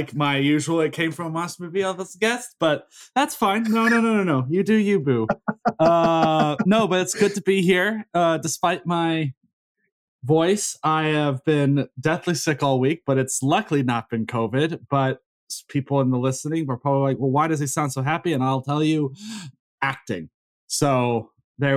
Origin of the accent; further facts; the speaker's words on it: South Carolina, United States; moved away as an adult; also born or lived in Texas / Florida / Seoul, South Korea; I was born in Texas. I grew up in South Carolina